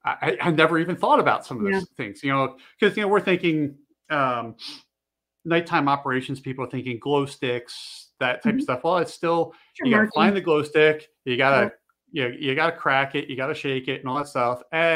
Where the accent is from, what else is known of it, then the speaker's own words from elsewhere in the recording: East Coast, United States; moved away; also born or lived in Montana; I grew up on the East Coast. When I moved to Montana, back in 2000, it was a little eye-opening, because, you know, I'm used to winters. We're used to nor'easters and stuff like that rolling in.